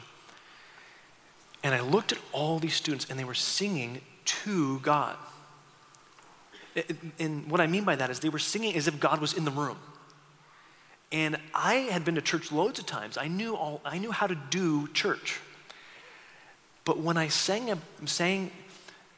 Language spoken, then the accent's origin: English; St. Catharines, Ontario, Canada; moved away as an adult; now in Seattle, United States; I grew up in St. Catharines, a small city on the eastern part of the country